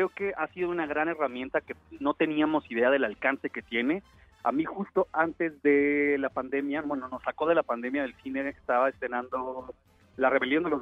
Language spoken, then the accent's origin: Spanish; Mexico; born there; yo nací en México y soy mexicano y ya